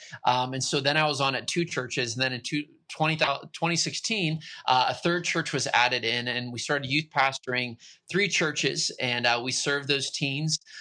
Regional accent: Pittsburgh, Pennsylvania, United States; moved away as an adult; now in central Pennsylvania, United States; I'm originally from Pittsburgh. So I'm from the great city of Pittsburgh

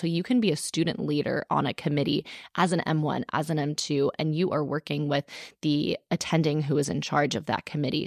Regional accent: Texas, United States; Austin, Texas, in my home state

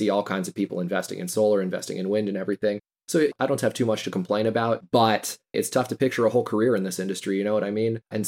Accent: Houston, Texas, United States; also born or lived in Austin, Texas; I'm from Houston. You know, it's kind of the hometown industry. Seems like it's what everybody does here.

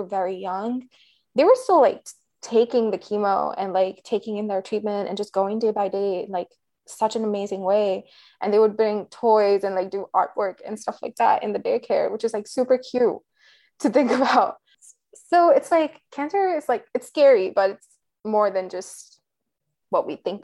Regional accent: Delhi, India; moved away as an adult; now in United States; I grew up in Delhi.

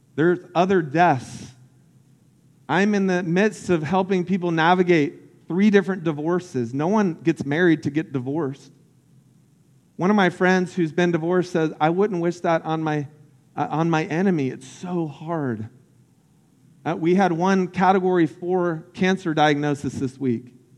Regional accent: Lake Wales, Florida, United States; I grew up in Central Florida called Polk County. And uh, about an hour south of Orlando. And I grew up on this lake called Lake Wales Lake.

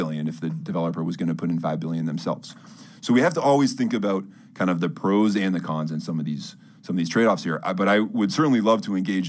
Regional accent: Brookline, Massachusetts, United States; I grew up in Brookline

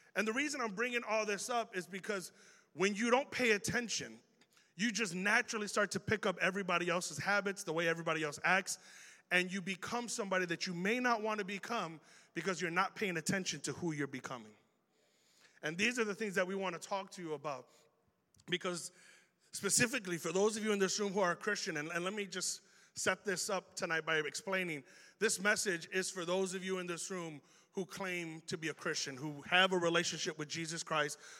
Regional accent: Chicago, Illinois, United States; accent: Chicago; we have an accent here in Chicago

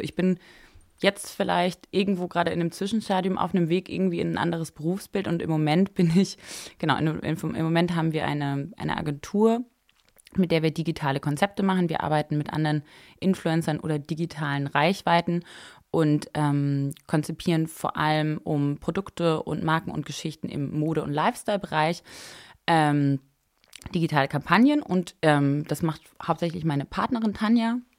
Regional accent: a small village near Freiburg, Baden-Württemberg, Germany; moved away as an adult; also born or lived in Paris; ich bin groß geworden im Süden von Deutschland, bei Freiburg in einem kleinen Dorf

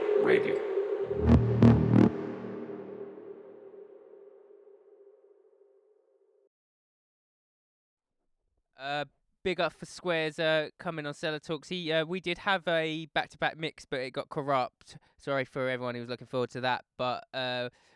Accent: Essex, East of England, United Kingdom; accent: Essex; my Essex accent

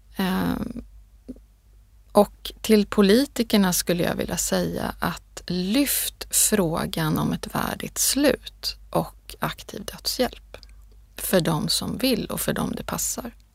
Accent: Sweden; jag är född i Sverige

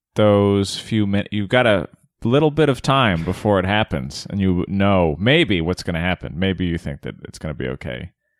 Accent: Arizona, United States; See, I'm from Arizona.

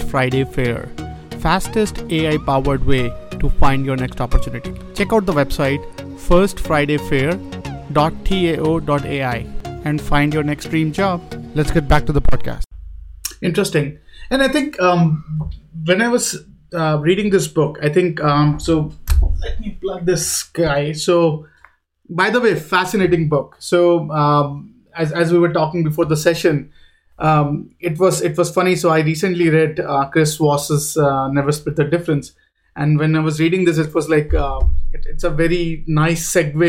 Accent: India; moved away; I'm from India

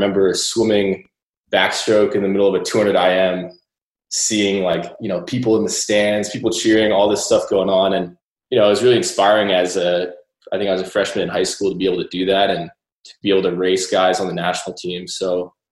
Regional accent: McLean, Virginia, United States; I grew up in McLean, Virginia for most of my life

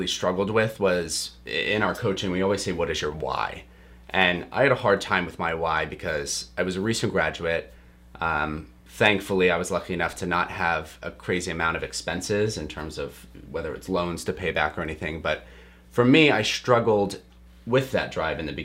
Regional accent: outside of Pittsburgh, Pennsylvania, United States; moved away as an adult; I grew up outside of Pittsburgh.

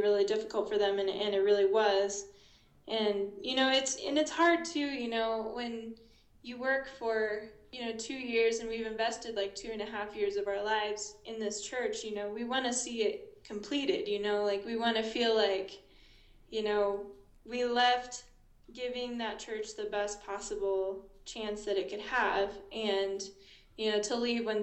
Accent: North Platte, Nebraska, United States; moved away as an adult; now in Ambato, Ecuador; I'm from North Platte, Nebraska, home of Cody go-karts

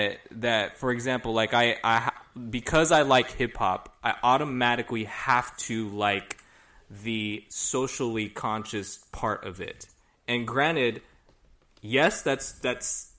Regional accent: Los Angeles, California, United States; as a Filipino kid growing up in LA suburbs

